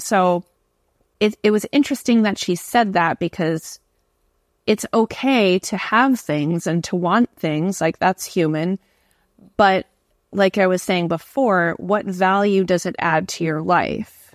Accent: Canada; moved away as an adult; also born or lived in New York City, United States / Singapore; now in Hawaii, United States; So I'm from Canada. I've moved to New York City and taught there. Then I moved to Singapore. Now I live in Hawaii

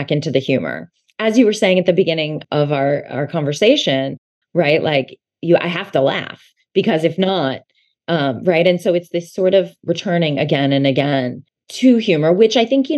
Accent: outside of Philadelphia, Pennsylvania, United States; I grew up outside of Philadelphia

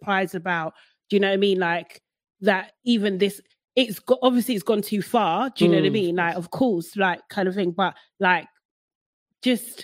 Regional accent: London, United Kingdom; as a young Black girl growing up in Brixton

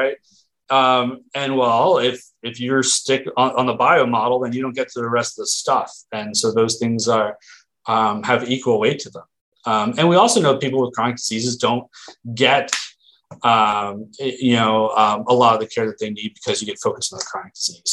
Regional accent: Philadelphia, Pennsylvania, United States; moved away as an adult; also born or lived in Erie, Pennsylvania / Oregon; now in Portland, United States; I'm from the East Coast, around Philly, and I tend to talk fast

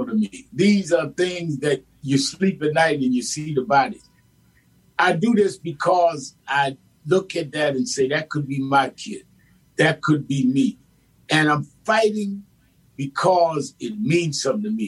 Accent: New York City, New York, United States; I grew up in Brownsville, Brooklyn

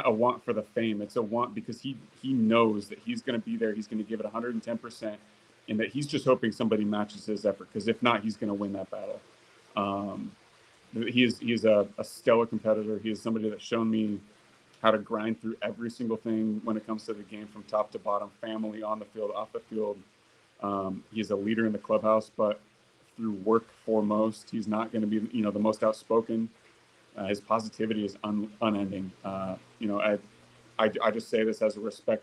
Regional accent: inland Orange County / LA area, Southern California, United States; Southern California was home, kind of inland, Orange County, LA area.

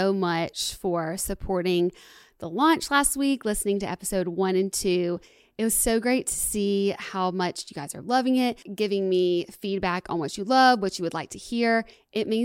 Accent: Alabama, United States; I'm from Alabama, and I identify as a redneck.

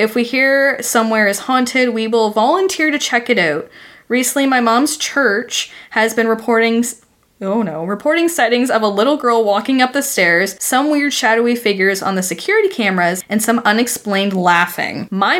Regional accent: Jefferson, Indiana, United States; Third, you should know that I grew up in Jefferson, Indiana, which is the last exit before you cross the bridge into Louisville, Kentucky, aka home of Waverly Hills.

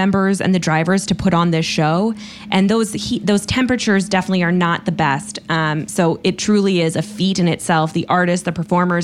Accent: South Bend, Indiana, United States; I grew up in South Bend, Indiana, so at least I'm a Hoosier at heart.

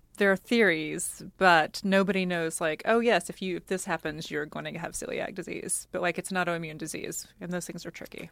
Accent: United States; moved away; also born or lived in Oklahoma / Texas; I grew up, you know, in Oklahoma and Texas, and I'm Cajun

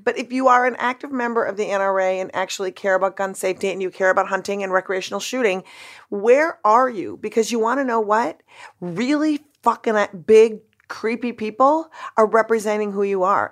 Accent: Minnesota, United States; I grew up in Minnesota

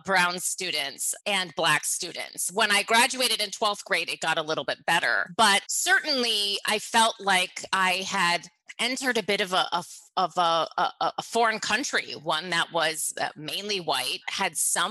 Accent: Chattanooga, Tennessee, United States; also born or lived in suburb of Detroit, Michigan; I moved from a suburb of Detroit down to Chattanooga

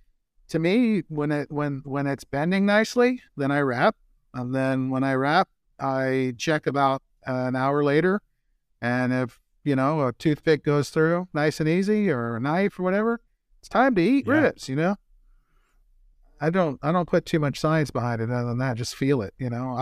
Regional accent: Kansas City, Missouri, United States; born there; I grew up, I said I was born in Kansas City, but their barbecue is too sweet for me.

